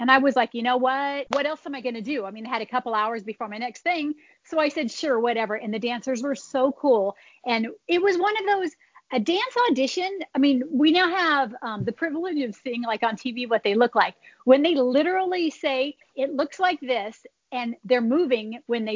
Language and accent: English; Orange County, California, United States; born or raised there